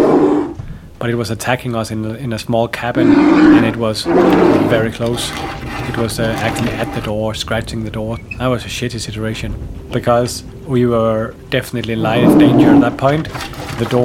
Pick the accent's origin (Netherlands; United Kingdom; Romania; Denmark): Denmark; I grew up in Denmark in the countryside on a small farm with my mom and dad.